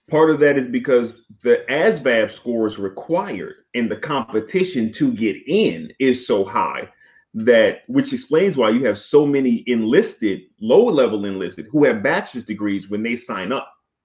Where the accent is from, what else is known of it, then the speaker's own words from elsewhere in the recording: Chicago, Illinois, United States; also born or lived in Washington, D.C.; I was born in 1982. When I was growing up in Southeast DC and then moving to the South Side of Chicago, there were no pools.